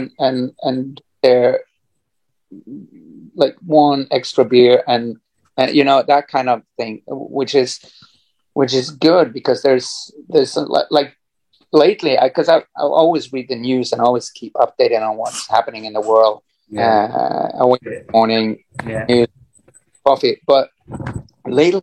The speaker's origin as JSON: {"language": "English", "country": "Norway", "tie": "born or raised there", "said": "growing up in Norway"}